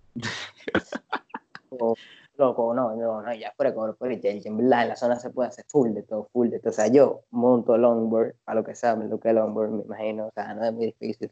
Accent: Santo Domingo, Distrito Nacional, Dominican Republic; como uno vive allá de toda su vida

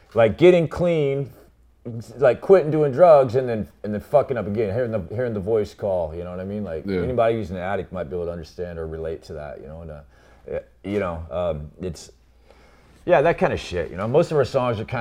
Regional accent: Seattle, Washington, United States; I'm from Seattle

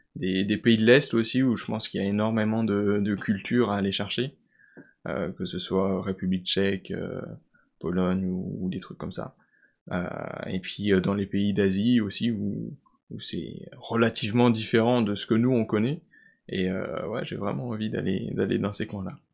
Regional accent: Vosges, Grand Est, France; je viens des Vosges, je suis originaire des Vosges

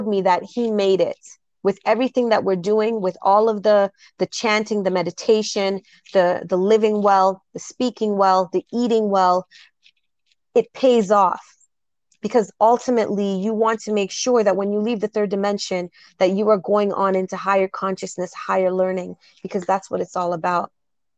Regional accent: Jamaica; I'm straight Jamaican

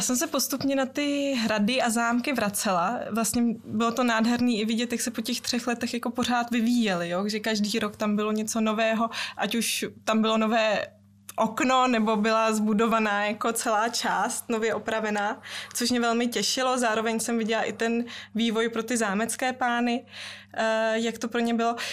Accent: Czechia; vyrůstala jsem celý život v České republice, ale eh, maminka mě vychovávala velmi německy. Mm. Doma jsme mluvili výhradně německy

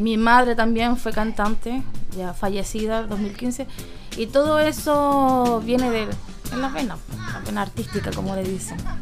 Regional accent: San Felipe, Valparaíso, Chile; yo nací en San Felipe y soy son Felipeña al 100%

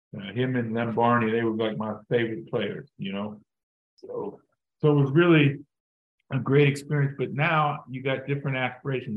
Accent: Pittsburgh, Pennsylvania, United States; moved away as an adult; I'm from Pittsburgh

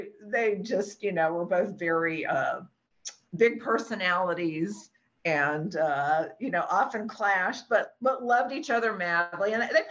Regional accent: New Orleans, Louisiana, United States; Oh, I was born in New Orleans. {S3} Okay. {S4} Southern girl. Yeah. Born and raised there.

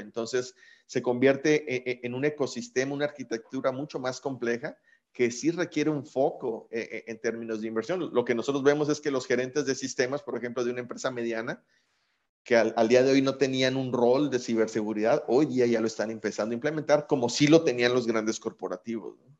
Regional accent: Mexico; como mexicanos

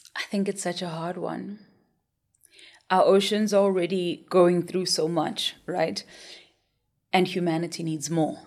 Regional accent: Soweto, Gauteng, South Africa; I grew up in Soweto

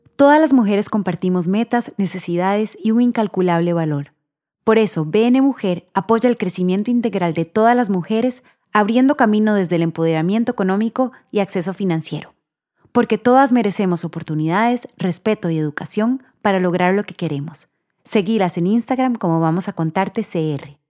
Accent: Costa Rica; nosotros, que fuimos a la escuela aquí, que fuimos al colegio aquí

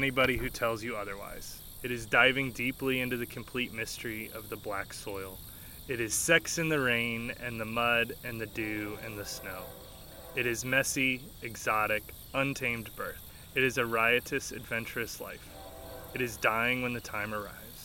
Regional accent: St. Louis, Missouri, United States; also born or lived in New Zealand; now in Kansas, United States; I'm originally from St. Louis, Missouri

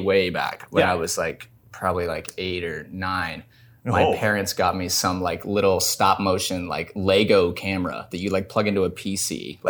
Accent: Fairmount, Indiana, United States; now in Los Angeles, United States; Fairmount, Indiana.

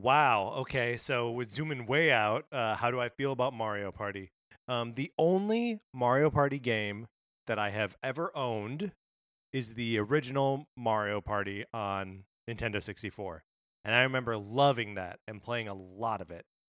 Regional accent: Wisconsin, United States; from my home state of Wisconsin

